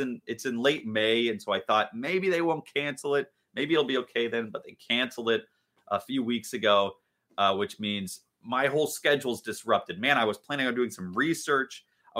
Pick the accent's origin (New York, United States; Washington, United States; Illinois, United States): Washington, United States; Richmond Beach; I grew up in Richmond Beach, which is a suburb of Shoreline, Washington, which is a suburb of Seattle, basically, just north of Seattle, Washington. And the house that I grew up in, I loved that house.